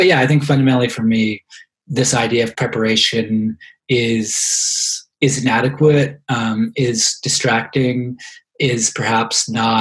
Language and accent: English; Halifax, Nova Scotia, Canada; moved away; also born or lived in London, Ontario; growing up in Halifax in the 1990s